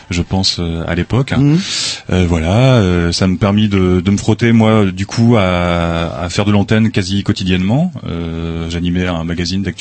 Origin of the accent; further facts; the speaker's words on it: Lens, Hauts-de-France, France; moved away; moi, je suis originaire de du Nord-Pas-de-Calais, du de Lens exactement, enfin à côté de Lens.